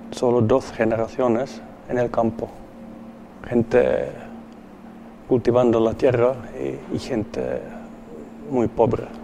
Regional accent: Helsinki, Uusimaa, Finland; Spanish is a second language; Yo también, aunque soy, soy de Helsinki, soy, soy un, un, hombre urbano, pero tiene, tiene raíces hace solo dos generaciones en el campo.

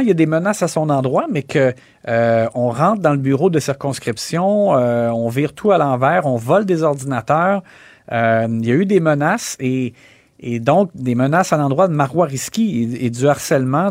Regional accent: Quebec, Canada; chez nous au Québec

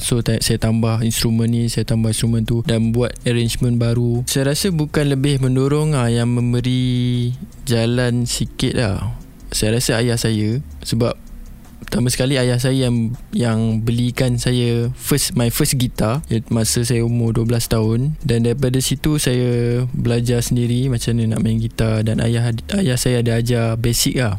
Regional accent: Seremban, Negeri Sembilan, Malaysia; Saya berasal daripada Seremban. Uh, keluarga saya menetap di Seremban.

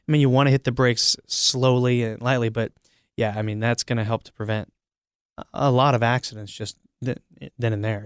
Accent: Iowa, United States; I grew up in Iowa

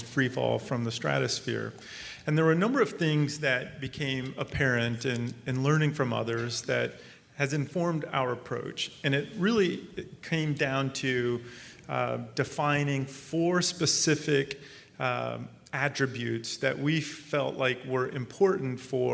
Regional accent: Arizona, United States; I grew up in Arizona.

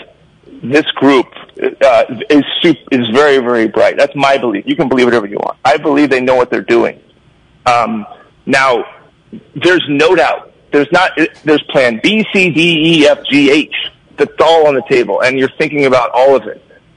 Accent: Bay Area, California, United States; I grew up in the Bay Area

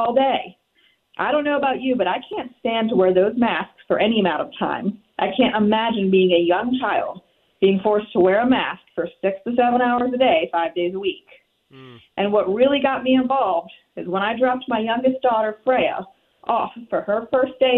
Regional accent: Mechanicsville, Virginia, United States; So we both grew up here and went to these schools. I graduated from Atlee in 2002

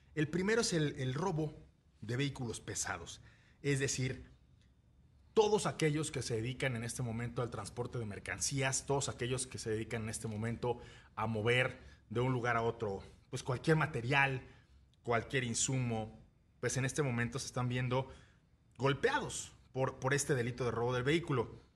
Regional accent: Mexico; como mexicanos

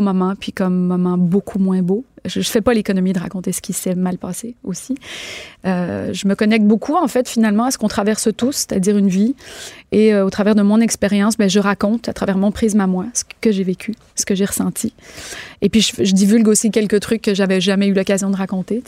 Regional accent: Quebec, Canada; chez nous au Québec

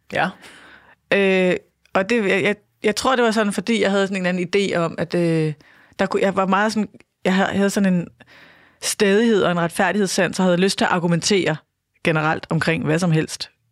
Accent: Birkerød / Holte, Capital Region of Denmark, Denmark; hvor vi flyttede fra Birkerød øh, til et sådan stort hus i Holte

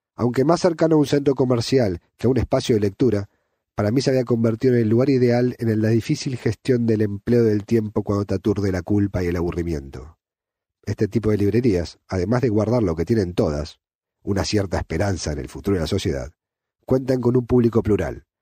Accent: Argentina; moved away as an adult; now in Catalonia, Spain; Soy argentino, pero vivo en Cataluña hace 10 años

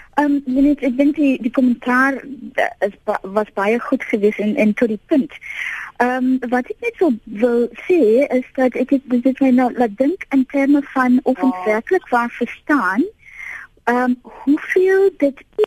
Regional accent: Piketberg, Western Cape, South Africa; ek het groot geword in Pietberg

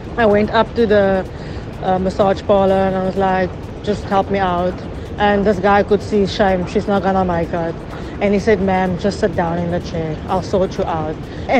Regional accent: Phalaborwa, Limpopo, South Africa; my hometown, Palabora

